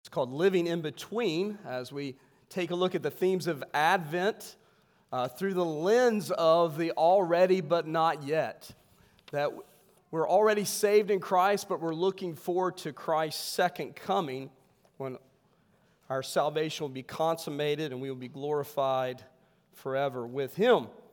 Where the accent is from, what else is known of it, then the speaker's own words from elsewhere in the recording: West Virginia, United States; I'm from West Virginia.